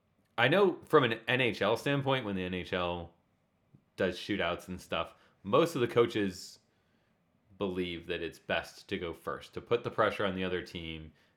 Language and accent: English; Denver, Colorado, United States; I'm from Denver.